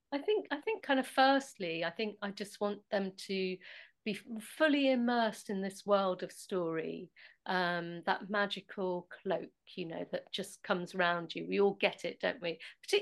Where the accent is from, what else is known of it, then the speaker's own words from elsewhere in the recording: Nottingham, East Midlands, United Kingdom; And so we're both from Nottingham, so we both kind of probably borrowed